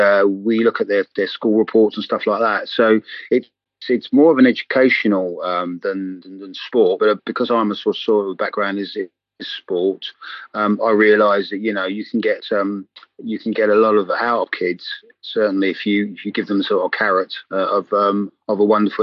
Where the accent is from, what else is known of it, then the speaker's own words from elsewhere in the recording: England, United Kingdom; accent: English; I'm sort of English, as you can tell by my accent